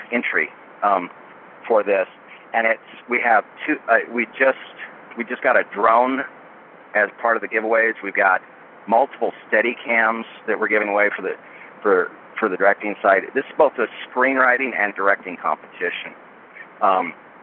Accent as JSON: {"language": "English", "town": "Boring", "region": "Oregon", "country": "United States", "tie": "born or raised there", "said": "I was raised in a town by the name of Boring, Oregon. B-O-R-I-N-G. It's just outside of Portland, and it's a real place."}